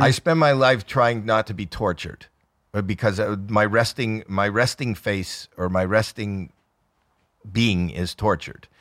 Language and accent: English; Canada; I'm Canadian